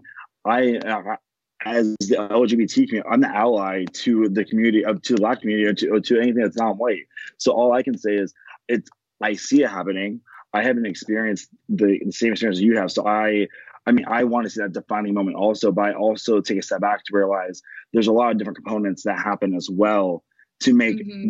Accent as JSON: {"language": "English", "area": "Pasco County", "region": "Florida", "country": "United States", "tie": "born or raised there", "also_born_or_lived": "Tampa, Florida / Memphis, Tennessee", "said": "I lived in Florida my whole life. I grew up in Pasco County, which is very predominantly white"}